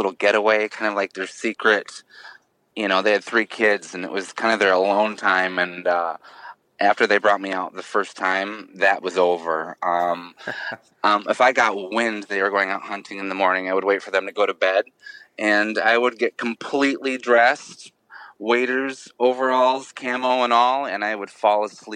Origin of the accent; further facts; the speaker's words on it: Midwest Michigan, United States; Growing up in Midwest Michigan